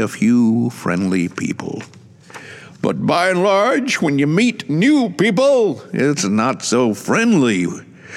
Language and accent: English; Atlanta, Georgia, United States; moved away as an adult; now in Shizuoka, Japan; Originally, I'm from Atlanta, Georgia, USA